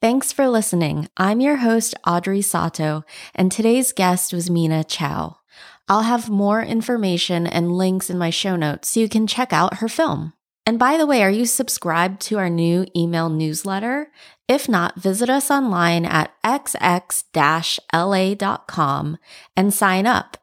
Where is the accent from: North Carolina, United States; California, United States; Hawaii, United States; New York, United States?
Hawaii, United States; I grew up in Hawaii and it's a very mixed place